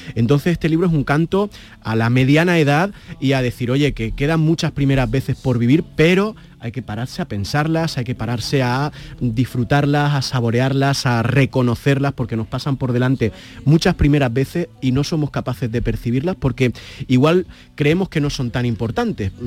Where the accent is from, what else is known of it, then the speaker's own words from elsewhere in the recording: Granada, Andalusia, Spain; somos de Granada, mis padres son, fueron, fueron libreros